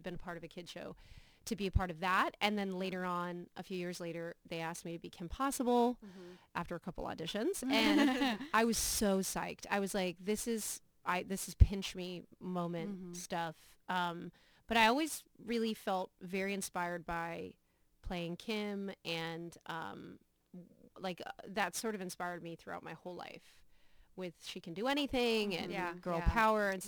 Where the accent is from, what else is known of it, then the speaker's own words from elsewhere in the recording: East Coast, United States; now in Austin, United States; I'm from the East Coast. And so I moved to Austin about 3 years ago